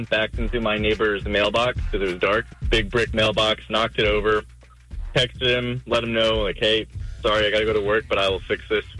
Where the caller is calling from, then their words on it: Jacksonville, Florida, United States; I'm calling from Mandarin.